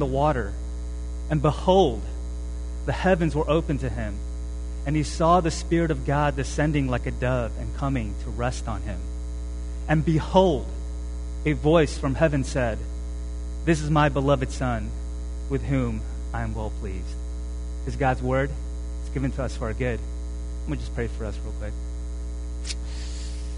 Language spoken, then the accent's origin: English; South Korea; moved away; I was born in Korea